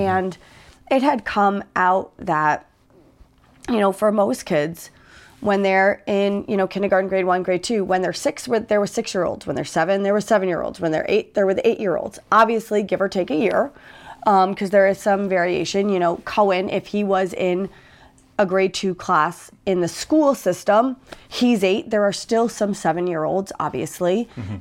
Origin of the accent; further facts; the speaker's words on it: United States; I'm from the States